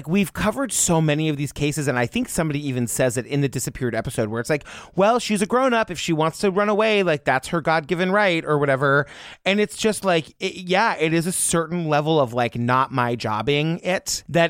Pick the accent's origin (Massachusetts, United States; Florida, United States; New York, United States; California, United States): Massachusetts, United States; I'm from Massachusetts